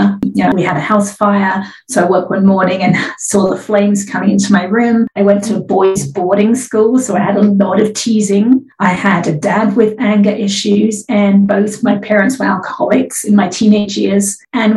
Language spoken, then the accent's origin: English; England, United Kingdom; now in California, United States; I live in California now. I'm originally from England